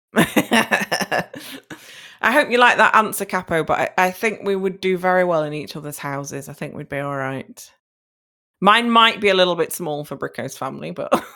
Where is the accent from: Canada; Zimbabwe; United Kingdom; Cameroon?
United Kingdom; My hometown has its own cinema